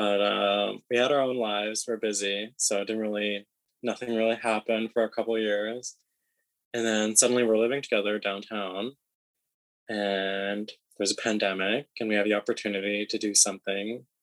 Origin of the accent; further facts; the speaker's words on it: Sooke, British Columbia, Canada; I just grew up in a small little settlement known as Souk. Not even in town. I lived in East Souk